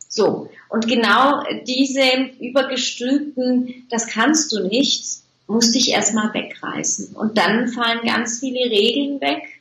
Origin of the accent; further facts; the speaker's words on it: Turkey; born there; Ich denke ja nicht, dass man mir das anhört, ähm, dass ich gebürtige Türkin bin.